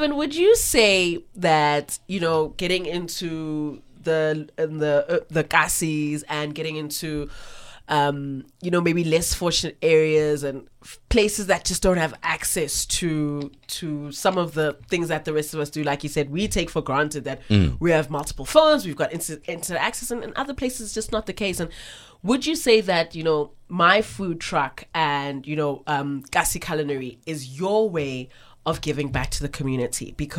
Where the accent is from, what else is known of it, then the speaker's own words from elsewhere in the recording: South Africa; accent: Cape Flats / Joburg North; It's this thick Cape Flat / Joburg North / I'm well-traveled accent that's just coming